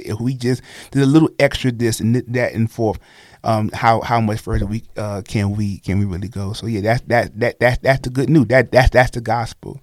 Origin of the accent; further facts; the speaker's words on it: Brooklyn, New York, United States; now in Oklahoma City, United States; I'm from Brooklyn